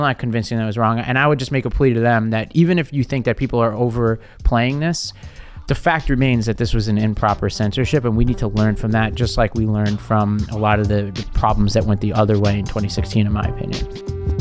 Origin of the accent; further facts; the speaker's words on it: New York City, New York, United States; from Staten Island